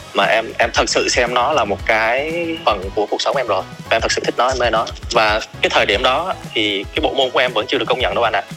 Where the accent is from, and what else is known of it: Southern Vietnam, Vietnam; born or raised there; accent: southern; moved away as an adult; now in Hanoi, Vietnam